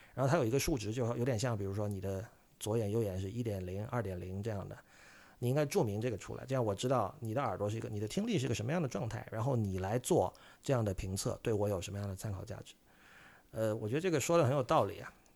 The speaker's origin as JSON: {"language": "Chinese", "town": "Shenzhen", "region": "Guangdong", "country": "China", "tie": "born or raised there", "said": "我的家乡深圳"}